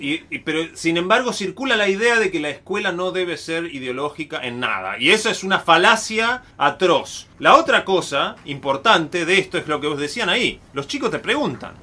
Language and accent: Spanish; Río Negro, Argentina; Yo soy de Río Negro, la provincia de Río Negro. En Río Negro cantábamos el himno de Río Negro